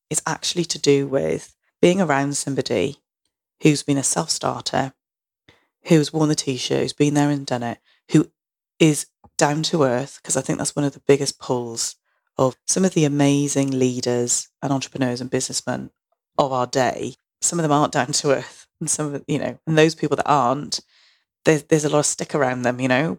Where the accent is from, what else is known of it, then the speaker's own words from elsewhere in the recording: Barry, Wales, United Kingdom; I felt about growing up in Barry